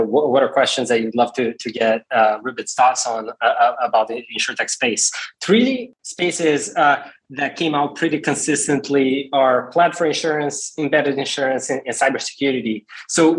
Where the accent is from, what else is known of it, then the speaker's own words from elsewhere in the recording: Brazil; I'm from Brazil myself.